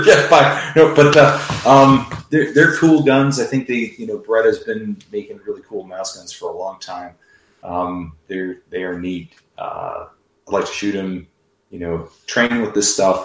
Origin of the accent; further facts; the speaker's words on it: Chicago, Illinois, United States; I grew up in Chicago and didn't really grow up around guns.